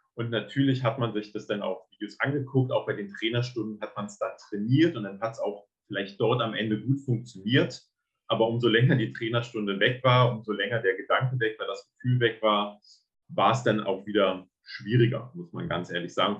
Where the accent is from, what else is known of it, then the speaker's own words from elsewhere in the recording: Berlin, Germany; ich äh, komme aus Berlin